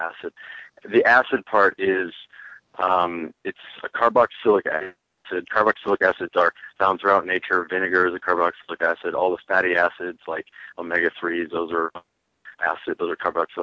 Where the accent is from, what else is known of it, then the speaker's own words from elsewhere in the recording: Chicago, Illinois, United States; now in Colorado, United States; I'm from Chicago